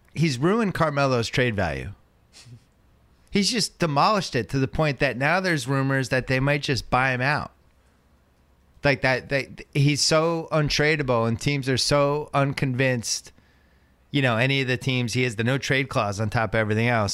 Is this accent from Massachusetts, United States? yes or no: yes; Boston, Massachusetts, United States; I'm from Boston.